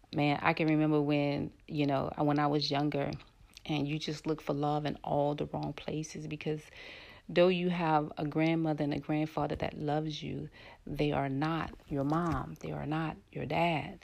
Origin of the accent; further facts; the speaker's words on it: New Orleans, Louisiana, United States; I'm from New Orleans, and I lived in the Ninth Ward of New Orleans